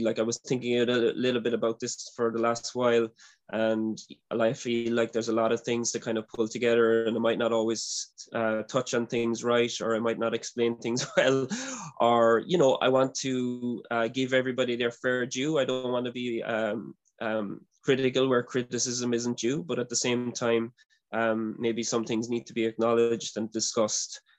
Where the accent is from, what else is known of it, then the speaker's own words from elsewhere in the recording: Ireland; I'm from Ireland